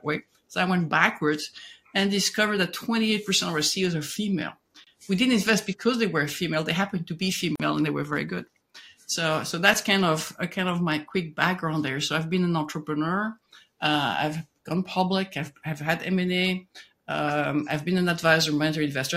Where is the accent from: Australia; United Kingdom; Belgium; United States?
Belgium; moved away; I'm originally from Belgium